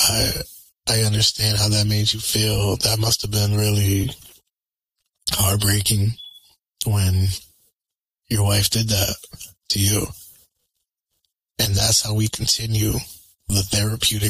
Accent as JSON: {"language": "English", "region": "Connecticut", "country": "United States", "said": "I'm from Connecticut."}